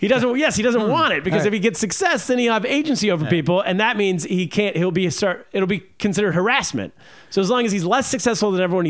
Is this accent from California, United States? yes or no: yes; California, United States; moved away; also born or lived in China; Who I grew up with in California.